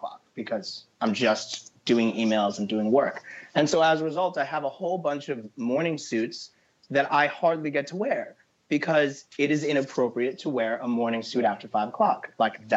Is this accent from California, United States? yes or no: no; New York City, New York, United States; I'm a born and raised New Yorker, and I represent the city. I represent Harlem